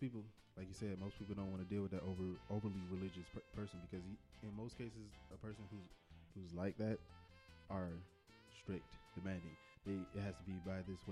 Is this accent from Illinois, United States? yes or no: no; Detroit, Michigan, United States; I'm from Detroit